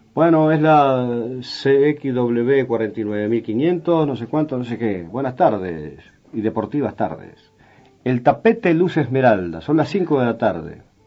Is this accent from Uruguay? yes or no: yes; Tacuarembó, Uruguay; moved away; en mi pueblo, en Tacuarembó